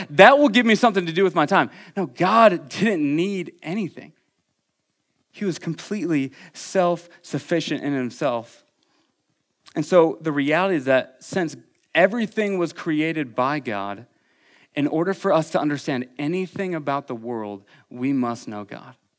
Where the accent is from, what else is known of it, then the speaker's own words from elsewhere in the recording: Iowa City, Iowa, United States; moved away; I am from Iowa City, Iowa